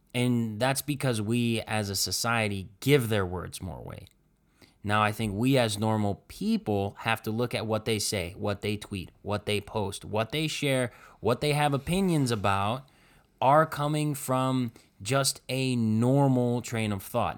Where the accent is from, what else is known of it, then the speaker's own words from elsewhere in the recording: Cleveland, Ohio, United States; we grew up in Cleveland here